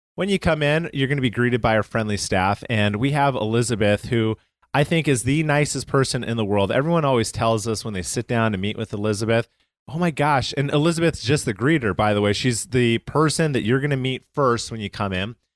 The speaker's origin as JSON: {"language": "English", "town": "Calgary", "region": "Alberta", "country": "Canada", "said": "I'm from Calgary, Canada"}